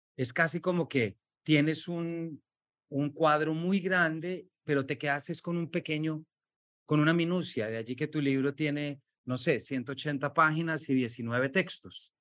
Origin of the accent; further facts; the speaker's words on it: Colombia; colombiano, padre de tres